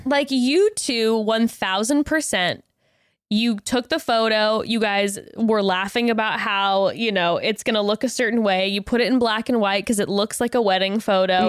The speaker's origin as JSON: {"language": "English", "region": "West Coast", "country": "United States", "tie": "born or raised there", "said": "born and raised on the West Coast"}